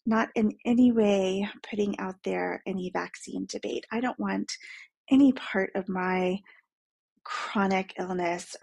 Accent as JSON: {"language": "English", "town": "Dallas", "region": "Texas", "country": "United States", "tie": "born or raised there", "said": "I grew up in Dallas"}